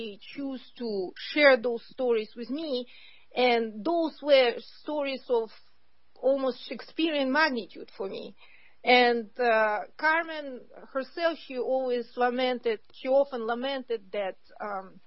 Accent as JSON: {"language": "English", "country": "Kazakhstan", "tie": "born or raised there", "moved": "yes", "said": "I was born in Kazakhstan"}